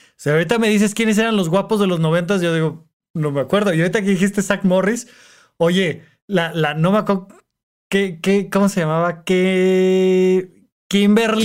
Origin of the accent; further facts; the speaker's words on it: Toluca, State of Mexico, Mexico; moved away as an adult; now in Mexico City, Mexico; en Toluca, de donde yo soy